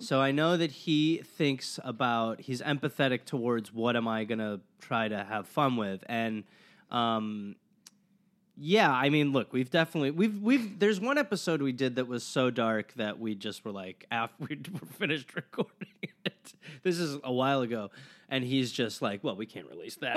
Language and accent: English; Wisconsin, United States; I grew up in Wisconsin